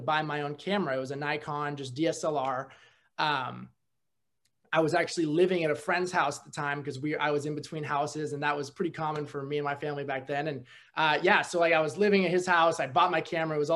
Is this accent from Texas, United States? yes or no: no; Napa, California, United States; moved away as an adult; also born or lived in San Jose, California; now in Oregon, United States; Originally from San Jose, grew up in Napa